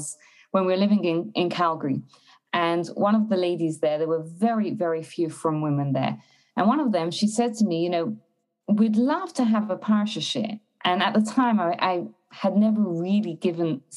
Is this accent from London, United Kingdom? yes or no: yes; London, United Kingdom; moved away as an adult; also born or lived in Israel / Berlin, Germany; now in Canada; I'm originally from London, England, and then when I got married and met my husband and got married, we moved to Israel for a couple of years